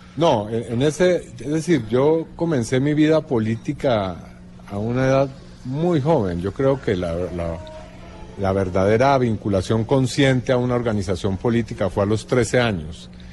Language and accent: Spanish; Colombia; moved away